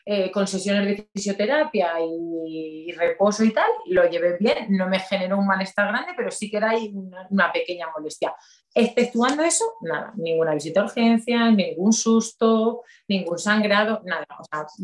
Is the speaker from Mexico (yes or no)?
no; Valencia, Valencian Community, Spain; born there; yo mm, nací